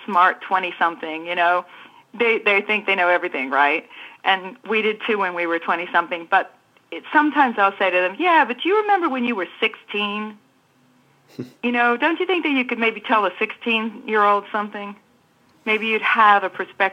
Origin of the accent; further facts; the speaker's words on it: New Zealand; moved away as an adult; I grew up in New Zealand from 9 to 19